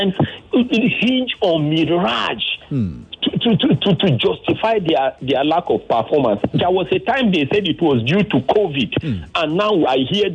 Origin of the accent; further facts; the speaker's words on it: Nigeria; a Nigerian.